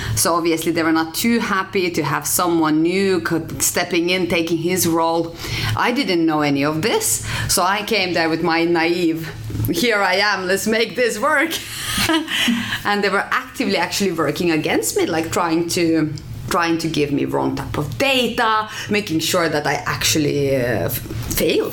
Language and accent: English; Finland; moved away as an adult; also born or lived in Norway; now in Oslo, Norway; I'm from Finland